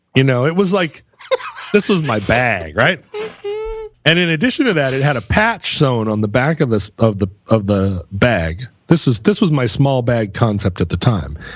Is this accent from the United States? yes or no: yes; United States; I'm an American.